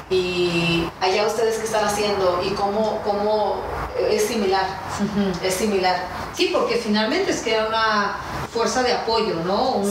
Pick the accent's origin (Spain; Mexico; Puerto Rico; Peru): Mexico; sí soy mexicana porque tengo ciudadanía dual, ¿no?